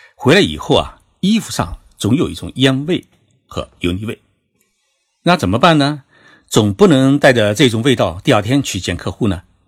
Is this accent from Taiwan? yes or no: no; China; 而我们中国人呢喜欢冲澡